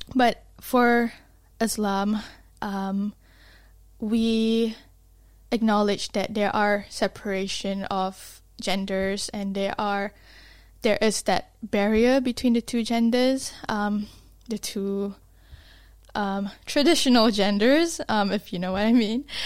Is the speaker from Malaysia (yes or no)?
yes; Malaysia; now in Dunedin, New Zealand; I was from Malaysia. Malaysia is, like, really hot